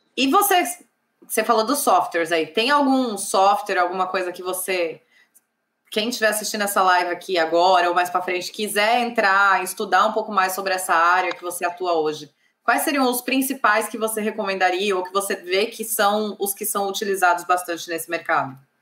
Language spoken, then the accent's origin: Portuguese; São Paulo, Brazil; moved away; Eu sou de São Paulo